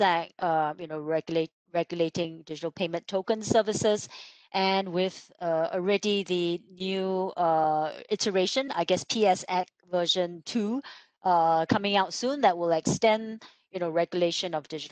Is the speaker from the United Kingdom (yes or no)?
no; Singapore; as a Singaporean